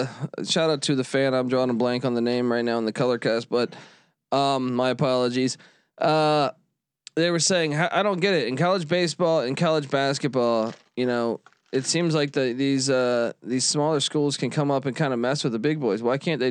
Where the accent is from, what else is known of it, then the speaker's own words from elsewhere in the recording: East Coast, United States; As a kid growing up in the East Coast, I know 100%.